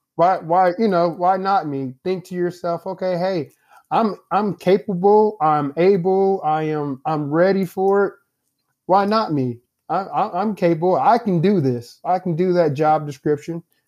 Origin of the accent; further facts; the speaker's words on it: Indianapolis, Indiana, United States; now in St. Louis, United States; I'm from Indianapolis, Indiana, although I live in Saint Louis now. I'm originally from Indianapolis. I'm always gonna, uh, you know, give a shout out to the hometown.